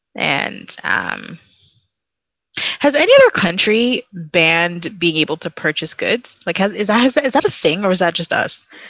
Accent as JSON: {"language": "English", "country": "Trinidad & Tobago", "moved": "yes", "lives_now": "Canada", "said": "Trinidad's locked down again, my home country"}